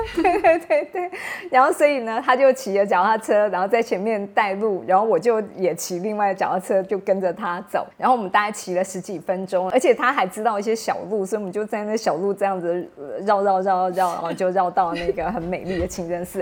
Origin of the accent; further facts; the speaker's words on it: Taipei, Taiwan; 我是台湾人，而且我还住台北